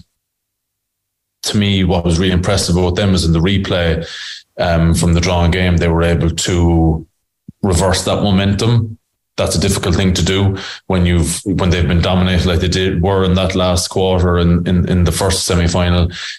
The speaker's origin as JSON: {"language": "English", "region": "Scotland", "country": "United Kingdom", "said": "as a Scottish player, you know that the team you're playing against are better than you"}